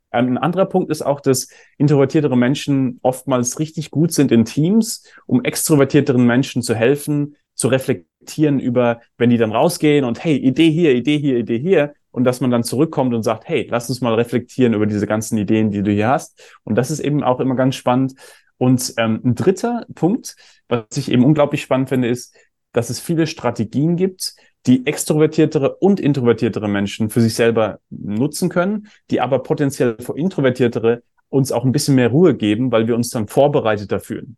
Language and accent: German; Germany; ich bin ja auch in Deutschland aufgewachsen